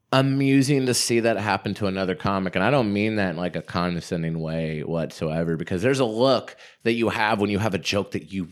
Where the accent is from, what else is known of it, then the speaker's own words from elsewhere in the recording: Gwinnett County, Georgia, United States; moved away as an adult; now in Portland, United States; Like I grew up in the suburbs of Gwinnett County.